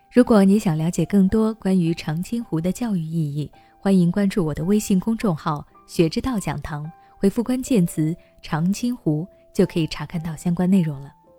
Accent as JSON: {"language": "Chinese", "country": "China", "said": "我们每个中国人"}